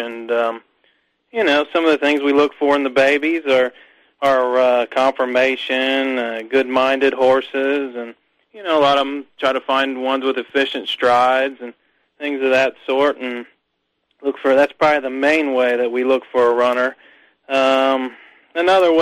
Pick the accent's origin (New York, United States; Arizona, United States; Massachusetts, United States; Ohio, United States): Ohio, United States; my grandfather trained horses as I was a kid growing up in Ohio